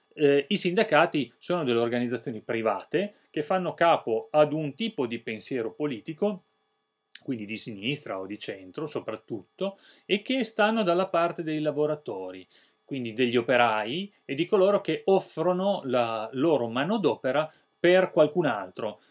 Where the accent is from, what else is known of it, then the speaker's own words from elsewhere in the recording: Italy; noi italiani